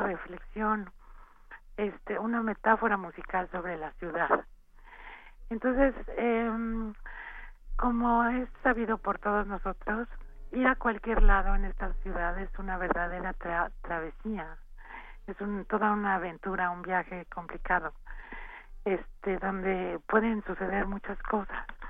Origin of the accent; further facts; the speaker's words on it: Mexico; somos tres compositores vivos, mexicanos